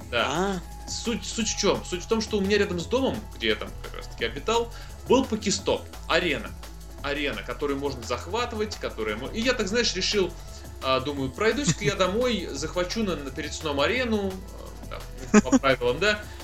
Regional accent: Tambov, Tambov Oblast, Russia; now in Saint Petersburg, Russia; гостил недавно у себя в родном городе Тамбове

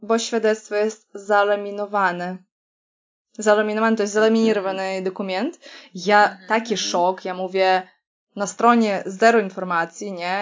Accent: Kaliningrad, Kaliningrad Oblast, Russia; Polish is a second language; now in Poland; pochodzę z Kaliningradu, czy tam z Królewca

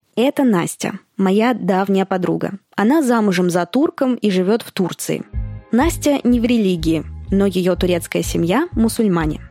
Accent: Moscow, Russia; moved away as an adult; now in Thailand; Я родилась и выросла в Москве.

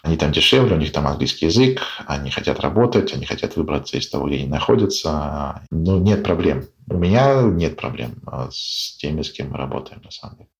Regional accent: Russia; мы там из России

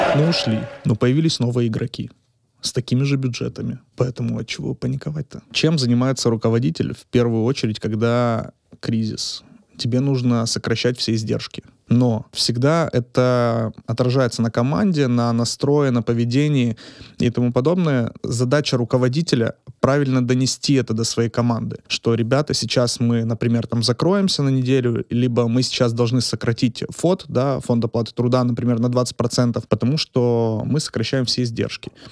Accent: Ukraine; moved away; also born or lived in Poltava; Я родом из Украины, и в две тысячи шестнадцатом году я закончил университет, Полтавский университет экономики и торговли

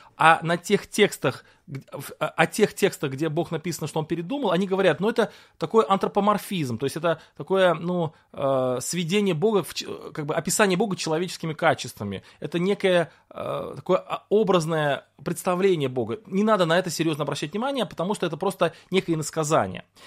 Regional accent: Russia; Вот я родился в России

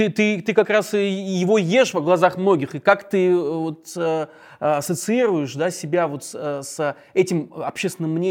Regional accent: Kaliningrad, Kaliningrad Oblast, Russia; moved away; Да, мой родной город.

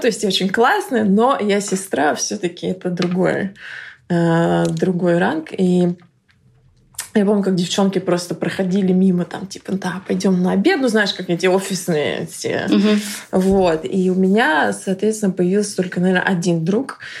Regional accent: Russia; moved away as an adult; now in London, United Kingdom; я русская

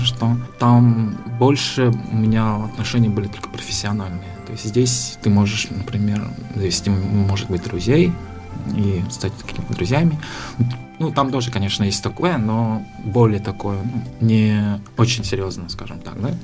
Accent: Amginsky District, Sakha Republic, Russia; Я сам родом из Самгинского района. Я родился в селе Анес, маленьком поселке

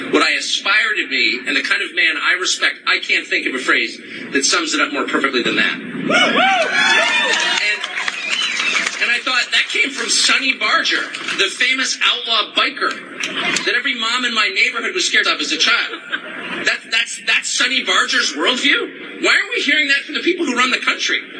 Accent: California, United States; moved away as an adult; I'm from California. I grew up here. I'm 53

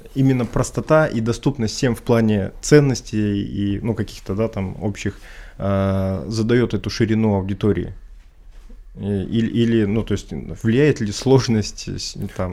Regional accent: Urals, Russia; я, в принципе, там, условно говоря, коренной уралец

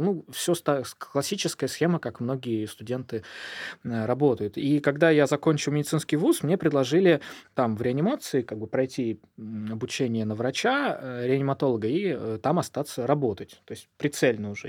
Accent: Volzhsky, Volgograd Oblast, Russia; moved away as an adult; also born or lived in Urals; now in Saint Petersburg, Russia; Я родился на Урале, но прожил там буквально несколько дней. И меня в младенчестве перевезли э, в город Волжский, это под Волгоградом, это степи, это «Плюс 40 в тени», и там я прожил 17 лет

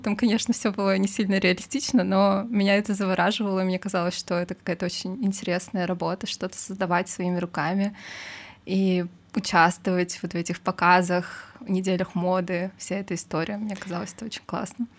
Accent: Saint Petersburg, Russia; moved away as an adult; now in Moscow, Russia; я родилась в Петербурге и прожила там, получается, до окончания учебы в институте

